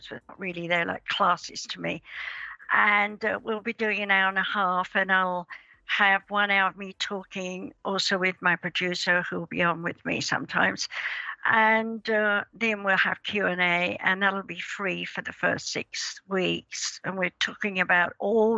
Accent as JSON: {"language": "English", "region": "England", "country": "United Kingdom", "tie": "born or raised there", "said": "I was born in England in 1942 on Midsummer's Day"}